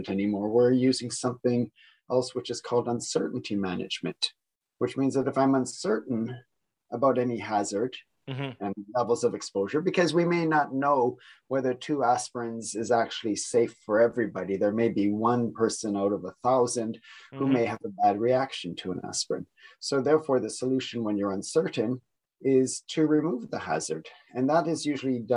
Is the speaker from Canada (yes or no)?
yes; Niagara region, Ontario, Canada; moved away; I am also Canadian, coming from the Niagara region